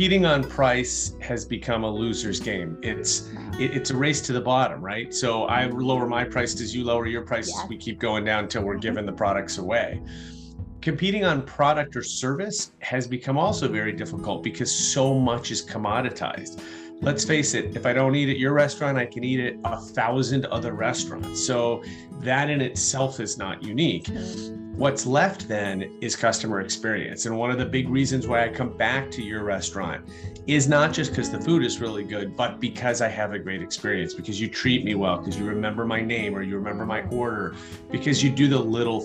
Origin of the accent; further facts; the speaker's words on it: Chicago, Illinois, United States; I'm from Chicago